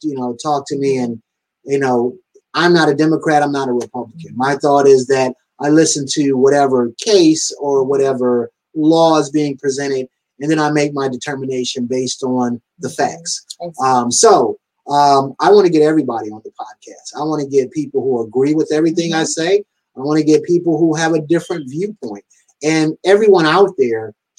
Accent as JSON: {"language": "English", "town": "Detroit", "region": "Michigan", "country": "United States", "said": "I'm from Detroit"}